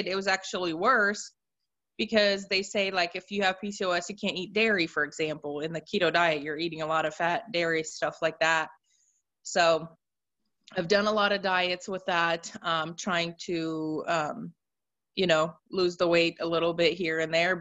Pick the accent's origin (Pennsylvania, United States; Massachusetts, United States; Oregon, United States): Oregon, United States; moved away as an adult; also born or lived in Russia; now in Missouri, United States; I'm originally from Oregon. I was actually born in Russia, but I'm originally from Oregon.